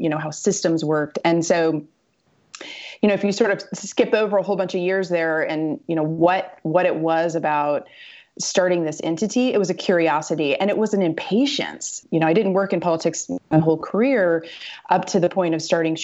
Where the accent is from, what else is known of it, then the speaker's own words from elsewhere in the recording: Missouri, United States; I'm a Midwestern girl. I was born and raised in Missouri